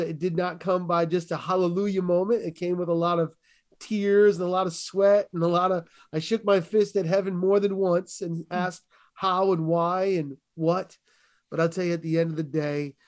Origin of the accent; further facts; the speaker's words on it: New England, United States; I grew up in New England, which is primarily Roman Catholic